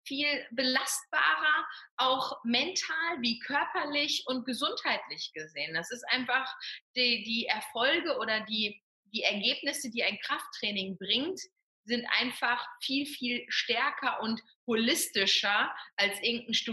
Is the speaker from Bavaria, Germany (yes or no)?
no; North Rhine-Westphalia, Germany; Sigi kommt ja vom Bodensee, ich komme aus dem Ruhrgebiet und wir sind genau in der Mitte, hier an der schönen Bergstraße